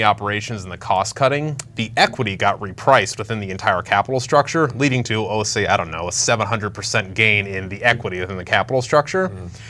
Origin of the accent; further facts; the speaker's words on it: Ohio, United States; born and bred in Ohio.